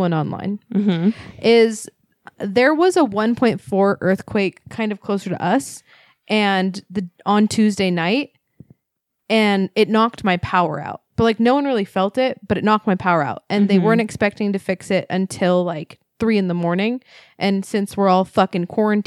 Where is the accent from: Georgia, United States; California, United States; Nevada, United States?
California, United States; also born or lived in Magna, Utah; now in Utah, United States; I grew up in California